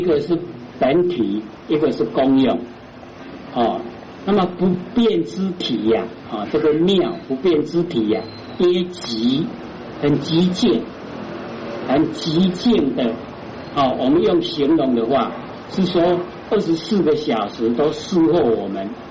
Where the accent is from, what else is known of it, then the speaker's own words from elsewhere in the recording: Taiwan; 我们台湾话说“俩卡俩手”